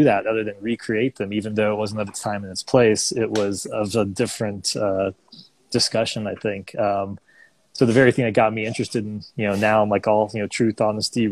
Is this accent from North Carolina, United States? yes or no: no; Orlando, Florida, United States; also born or lived in Fort Lauderdale, Florida; I was born in South Florida, you know, Fort Lauderdale, but my parents moved pretty early on